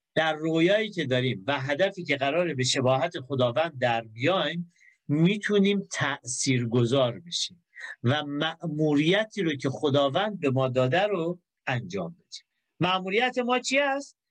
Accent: Iran; من بی هدف تو ایران به دنیا نیومدم

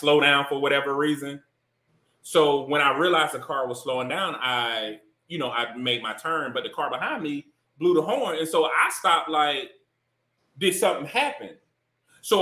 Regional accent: Deep South, United States; growing up in the Deep South

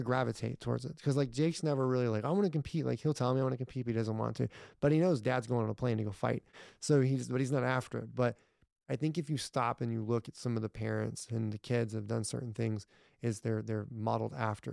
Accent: Irving, Texas, United States; my granddad, we grew up in Ir, m, Irving, and they had a farm

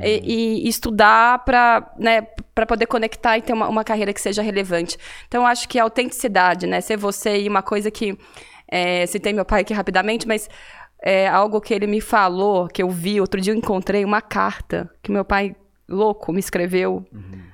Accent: Cataguases, Minas Gerais, Brazil; accent: mineiro; now in São Paulo, Brazil; eu entreguei pelo meu sotaque aqui, né? Sou mineira, vim Sim. de uma cidade muito pequena no interior de Minas, uma cidade Qual de 70, 70, mil habitantes, Cataguases, na Cataguases, zona da mata

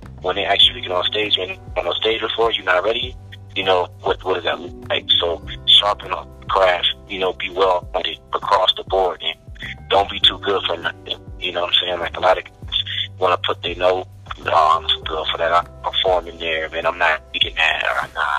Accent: Philadelphia, Pennsylvania, United States; also born or lived in Denver; Yeah, Philadelphia, PD. For me, crazy thing is, like, I was born in Denver. In a whole family, my mom was in Philly. So I moved a lot.

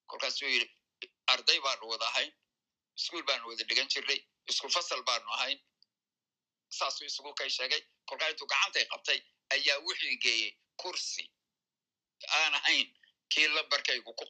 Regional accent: Aden, Yemen; moved away as an adult; also born or lived in London; anigu asal ahaan siciidaan reer cadmeed baan ahaa yani micna waxa dadka cadan ku koray ku barbaaray wax ku bartay ka shaqeeyey ee ilaa intaan dhowr iyo labaatan jir noqonayay halkaasaan joogay cadan aabahay waa reer cadmeed

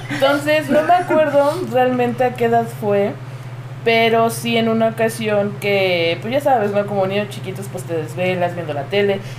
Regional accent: Puebla, Mexico; yo soy originario de Puebla. Este, tengo 25 años.

